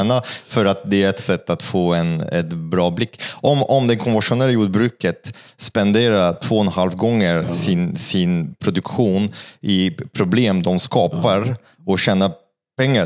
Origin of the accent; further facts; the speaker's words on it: Paris, Île-de-France, France; Swedish is a second language; now in Sweden; jag är från Paris